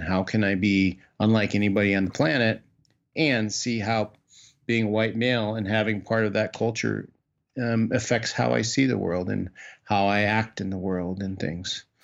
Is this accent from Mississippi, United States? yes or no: no; Iowa, United States; moved away as an adult; also born or lived in northern Minnesota / Washington, D.C.; I grew up in the Midwest. I grew up in Iowa